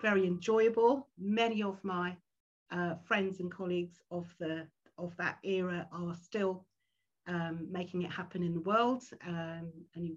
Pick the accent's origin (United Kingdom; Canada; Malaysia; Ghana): United Kingdom; London; I'm a Londoner and very fortunate to, you know, have come through schooling and all